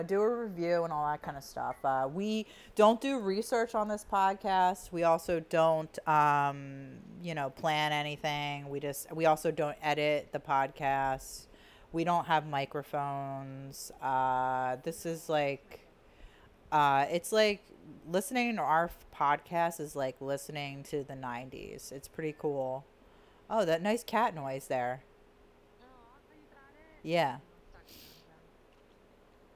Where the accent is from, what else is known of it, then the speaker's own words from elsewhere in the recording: Delaware County, Pennsylvania, United States; we're from Delaware County